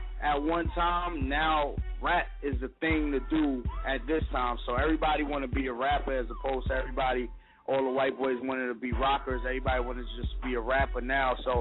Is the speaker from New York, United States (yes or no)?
yes; New York City, New York, United States; I'm from New York City, Southside Jamaica, Queens. You know, that's like a bad hood out here.